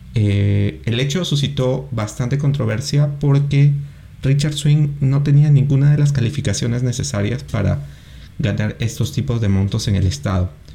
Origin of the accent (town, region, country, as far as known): Peru